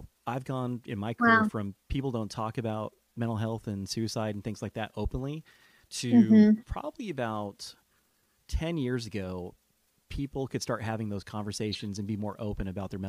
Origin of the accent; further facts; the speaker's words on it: California, United States; Well, being a Californian, I would say anxiety is probably the norm, because think about the state that you live in.